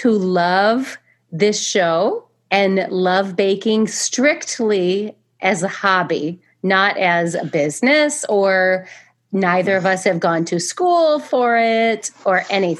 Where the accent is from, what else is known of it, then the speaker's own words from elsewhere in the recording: Michigan, United States; also born or lived in Indiana; Because Alison is from Wisconsin, and I am from Michigan and Indiana, but Indiana now.